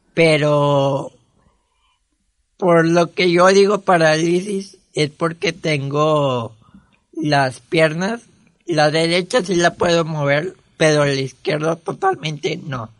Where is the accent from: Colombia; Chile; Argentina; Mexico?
Mexico; Monterrey, Nuevo León; nací aquí en Monterrey un 22 de marzo del 97